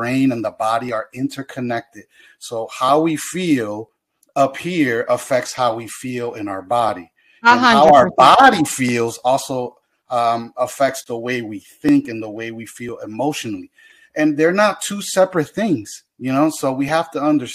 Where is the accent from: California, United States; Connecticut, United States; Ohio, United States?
Connecticut, United States; Hartford; I'm from Hartford, born and raised in Hartford